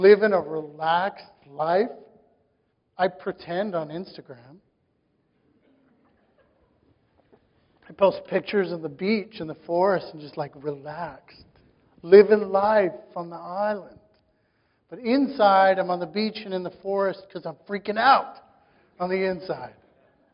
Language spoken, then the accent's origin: English; Saskatchewan, Canada; I grew up in Saskatchewan